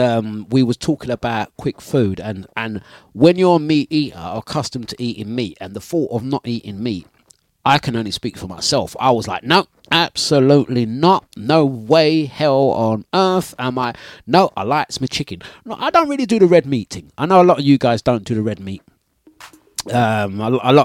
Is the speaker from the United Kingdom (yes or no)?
yes; Leyton, London, United Kingdom; I grew up in Leighton